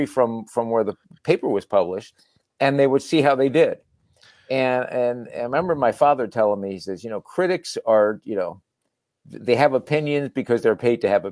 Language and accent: English; New Jersey, United States; I was born in New Jersey